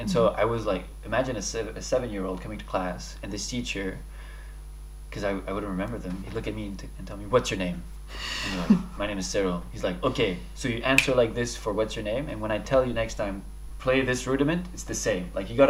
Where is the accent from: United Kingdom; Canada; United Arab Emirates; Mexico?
United Arab Emirates; Dubai; also born or lived in Paris, France; So, as you said, I'm French Lebanese. I was born in Paris. I'm Lebanese parents. And I moved to Dubai when I was 6 years old.